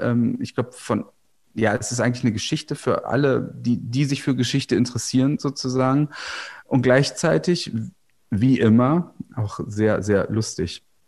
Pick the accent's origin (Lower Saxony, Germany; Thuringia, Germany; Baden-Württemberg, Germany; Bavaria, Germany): Lower Saxony, Germany; Goslar; moved away; also born or lived in Berlin; ich bin ja am Harz aufgewachsen oder am Harz, wie man sagen, also in der Kleinstadt Goslar, das ist im Westharz